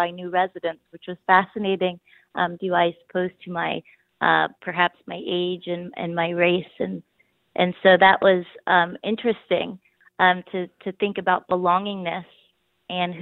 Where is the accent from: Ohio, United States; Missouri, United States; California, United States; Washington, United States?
Ohio, United States; Cincinnati; I grew up in a middle-class neighborhood in Cincinnati that was not East Walnut Hills